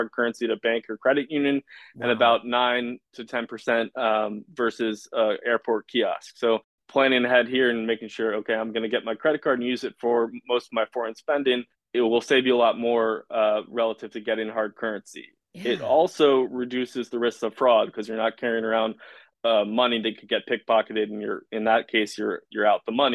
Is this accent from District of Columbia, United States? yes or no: yes; Washington, District of Columbia, United States; I'm from Washington, D.C.